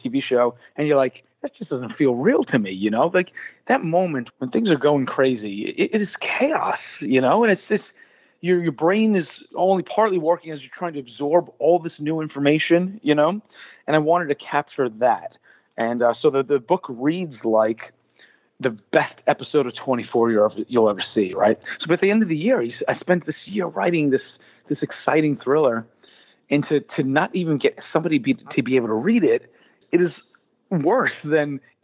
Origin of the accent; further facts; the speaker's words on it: New York City, New York, United States; also born or lived in Brooklyn, New York; the guys and I grew up in Staten Island. And as a Staten Islander, a native Staten Islander